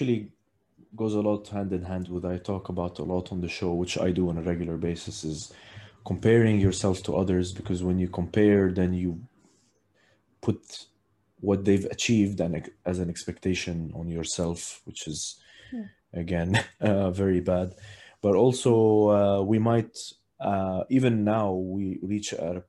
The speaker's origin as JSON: {"language": "English", "region": "Abu Dhabi", "country": "United Arab Emirates", "tie": "born or raised there", "said": "growing up in Abu Dhabi, basically grew up on the beach"}